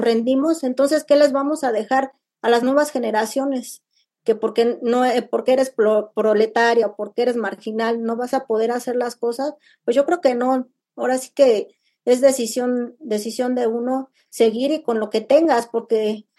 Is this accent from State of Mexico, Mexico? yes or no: yes; Nezahualcóyotl, State of Mexico, Mexico; yo soy de Nesa